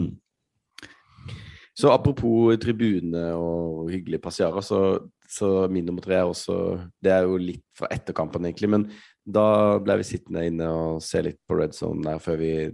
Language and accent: Norwegian; Norway; vi kom fra Norge